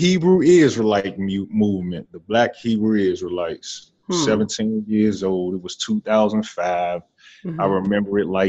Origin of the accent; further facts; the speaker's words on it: Washington, District of Columbia, United States; being born in 88, that was the time where, like you said, it was the heavy drug epidemic, and it was especially heavy in D.C.